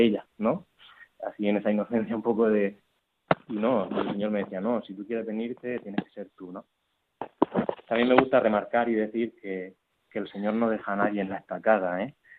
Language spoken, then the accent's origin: Spanish; Murcia, Region of Murcia, Spain; moved away as an adult; also born or lived in Barcelona; yo soy de Murcia, no soy Barcelona